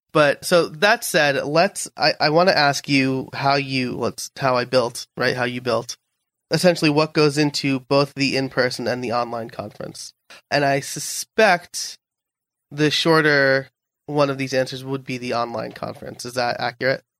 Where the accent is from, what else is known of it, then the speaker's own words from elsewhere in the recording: New York, United States; I'm a New Yorker